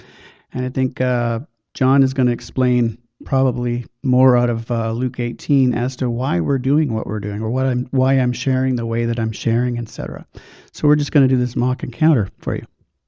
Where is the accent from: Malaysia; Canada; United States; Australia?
Canada; Chilliwack, British Columbia; I'm from Chilliwack